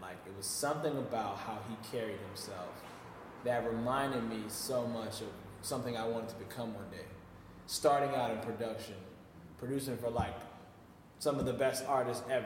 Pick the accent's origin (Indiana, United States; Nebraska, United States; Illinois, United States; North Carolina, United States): Illinois, United States; Chicago; moved away; also born or lived in Flint, Michigan / Philadelphia, Pennsylvania; I used to live in Chicago. I grew up in Chicago